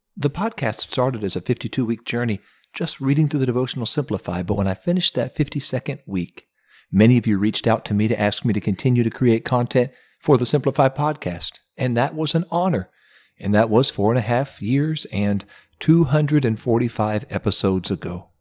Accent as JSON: {"language": "English", "region": "Ohio", "country": "United States", "said": "my home state of Ohio"}